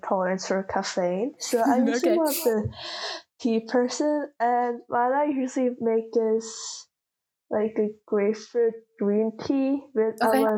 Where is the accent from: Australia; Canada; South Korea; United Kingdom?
South Korea; first language Korean; English is a second language; moved away; English is not my first language. I read better, I understand better, I speak better in Korean. Mm-hmm. Just because I spent way more time in Korea